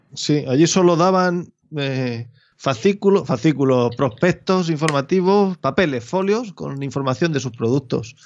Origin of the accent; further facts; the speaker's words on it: Albacete province, Castilla-La Mancha, Spain; mi provincia ni a mi pueblo